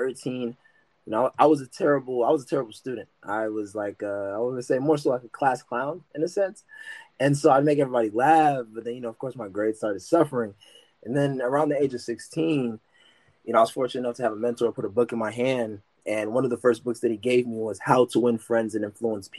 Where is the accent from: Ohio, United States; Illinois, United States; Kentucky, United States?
Ohio, United States; Columbus; also born or lived in Westerville, Ohio / Pataskala, Ohio; I'm born and raised in Columbus, Ohio